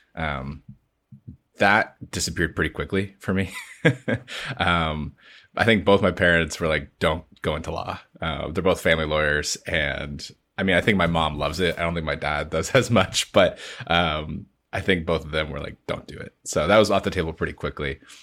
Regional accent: London, Ontario, Canada; I grew up in London, Ontario

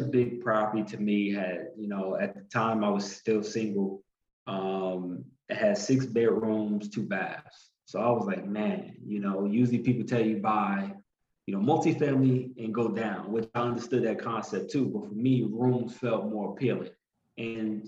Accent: Newark, New Jersey, United States; born and raised in Newark, New Jersey

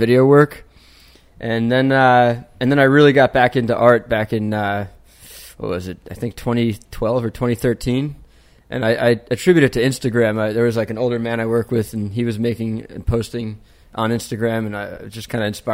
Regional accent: Smithtown, New York, United States; moved away as an adult; also born or lived in Brooklyn, New York; I grew up out in Smithtown, Long Island.

